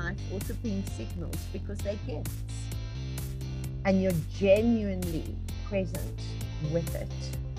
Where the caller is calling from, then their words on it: Johannesburg, Gauteng, South Africa; I'm tuning in from Johannesburg, South Africa, on the African continent, way across the ocean from you, and yet right together.